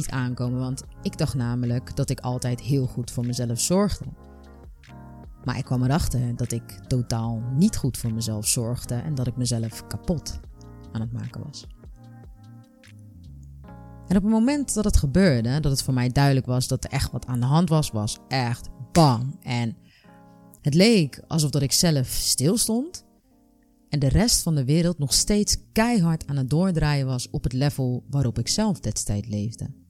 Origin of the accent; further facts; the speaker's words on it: Rotterdam, South Holland, Netherlands; ik ben 31 jaar en ik kom uit Rotterdam.